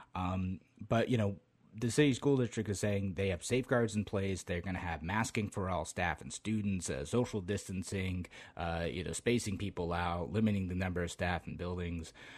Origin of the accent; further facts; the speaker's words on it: Utica, New York, United States; moved away as an adult; now in Rochester, United States; back where I grew up, we'd go up to, uh, Water Safari. I'm from the Utica area originally